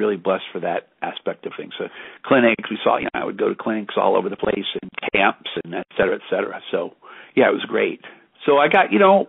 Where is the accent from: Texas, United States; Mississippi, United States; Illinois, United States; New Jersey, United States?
Illinois, United States; Knoxville; moved away; I was born in West Central Illinois. Knoxville's the town. It's near Galesburg